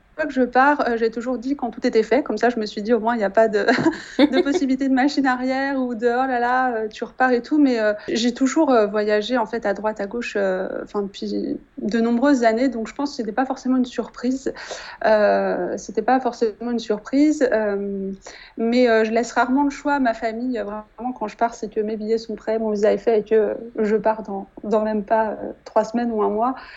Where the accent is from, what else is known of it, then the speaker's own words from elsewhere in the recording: Annecy, Auvergne-Rhône-Alpes, France; moved away as an adult; also born or lived in Saint-Barthélemy; now in Quebec City, Canada; je suis originaire de Haute-Savoie, euh, de la petite ville d'Annecy